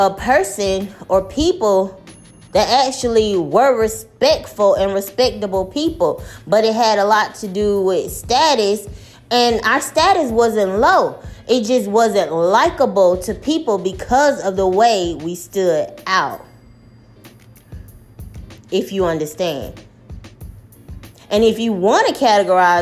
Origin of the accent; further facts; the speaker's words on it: the South, United States; I've lived in the South all my life, although my family was born and raised up north in Jersey. I grew up in the South